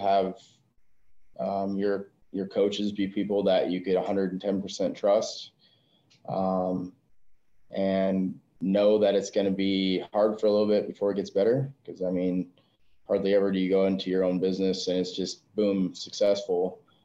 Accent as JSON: {"language": "English", "region": "South Dakota", "country": "United States", "tie": "born or raised there", "moved": "as an adult", "said": "I'm originally born and raised in South Dakota."}